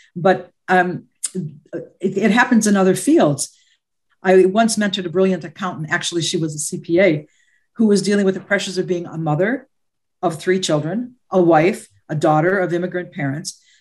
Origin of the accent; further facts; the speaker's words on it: United States; I am American born of Lebanese descent. My maternal and paternal grandparents came from Lebanon